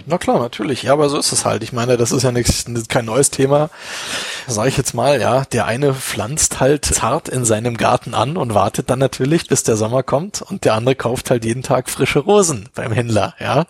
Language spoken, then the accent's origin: German; Berlin, Germany; now in Munich, Germany; ich bin überhaupt gar kein Münchner, ich komme ja auch aus Berlin.